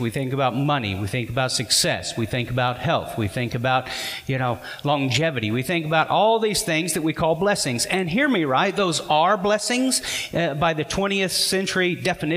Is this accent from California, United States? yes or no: no; Arkansas, United States; we're from Arkansas